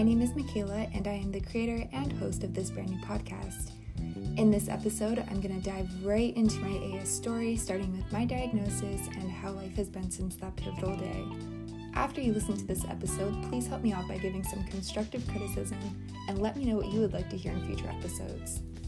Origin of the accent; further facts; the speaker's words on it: Flagstaff, Arizona, United States; moved away as an adult; also born or lived in Santa Barbara, California; now in Oahu, United States; I'm originally from Flagstaff, Arizona, although I wasn't born there. That's where I spent a majority of my childhood and graduated from high school in 2015